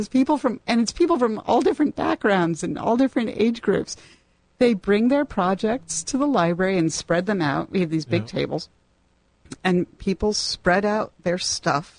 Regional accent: New Haven, Connecticut, United States; I'm from New Haven

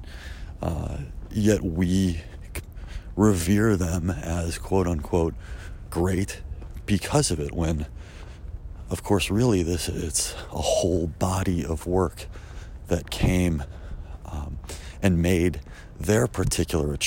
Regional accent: Chicago, Illinois, United States; I grew up in Chicago

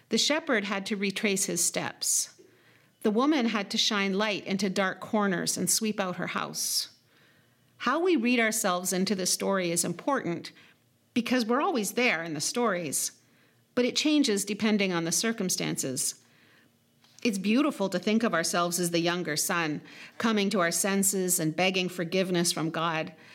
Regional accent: Lac Seul First Nation, Niagara, Ontario, Canada; the places where I'm from, which would be Obishk, Okeng, the place of the White Pine Narrows, or Lac Seul First Nation, as well as Niagara

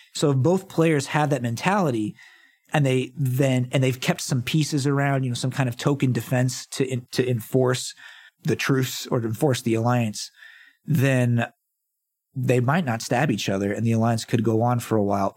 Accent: American South, United States; As a American Southerner

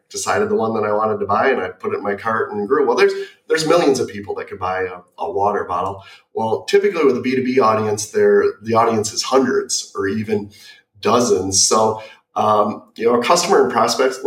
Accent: Michigan, United States; growing up in Michigan

